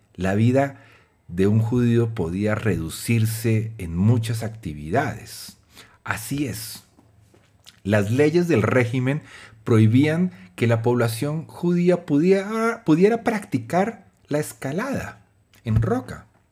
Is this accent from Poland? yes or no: no; Colombia; psicólogo y publicista colombiano